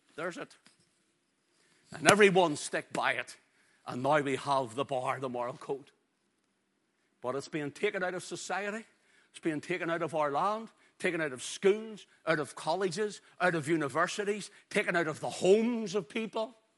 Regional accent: Ulster, Northern Ireland, United Kingdom

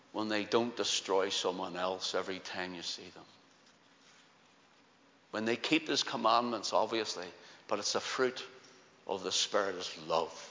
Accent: Belfast, Northern Ireland, United Kingdom; accent: Belfast; Just like my own, I'm a Belfast man. In fact, my accent used to be stronger. I just refined it more through the years, through preaching, because people couldn't understand me in other places.

